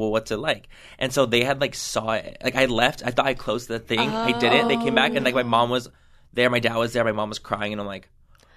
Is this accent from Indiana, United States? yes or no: no; San Diego, California, United States; I grew up in San Diego